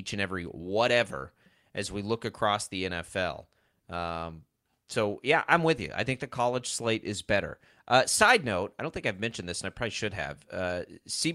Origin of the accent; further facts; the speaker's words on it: Texas, United States; I'm from Texas